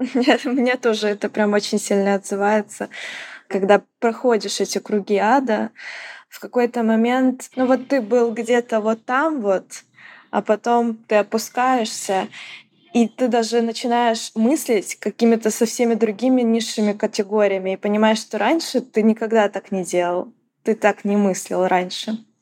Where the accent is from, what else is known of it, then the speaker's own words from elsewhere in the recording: Ukraine; moved away as an adult; я украинка, и я вынужденная эмигрантка